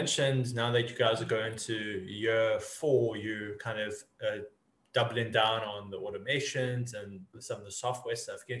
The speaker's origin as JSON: {"language": "English", "country": "South Africa", "said": "for me as a South African"}